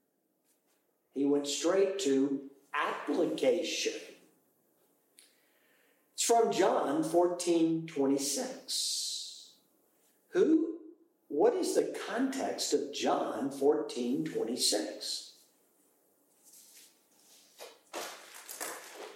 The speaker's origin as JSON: {"language": "English", "country": "United Kingdom", "said": "I am British."}